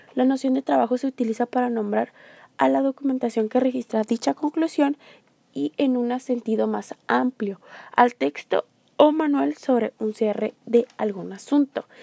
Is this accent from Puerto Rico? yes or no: no; Mexico; nosotros los mexicanos